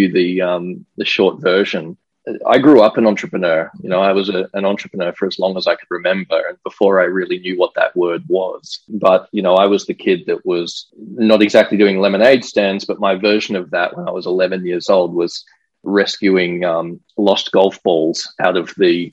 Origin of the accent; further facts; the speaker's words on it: Brisbane, Queensland, Australia; growing up in Australia